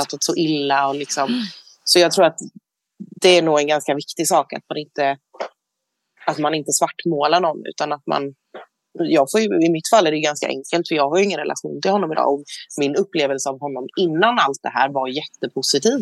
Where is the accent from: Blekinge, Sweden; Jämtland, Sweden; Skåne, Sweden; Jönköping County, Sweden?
Jönköping County, Sweden; Jönköping; moved away; jag är hemma i Jönköping